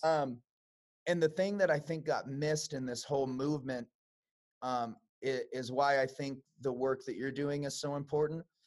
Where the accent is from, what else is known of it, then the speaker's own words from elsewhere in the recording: Chicago, Illinois, United States; I'm from Chicago, mm-hmm. um, so I lived uh, on the west side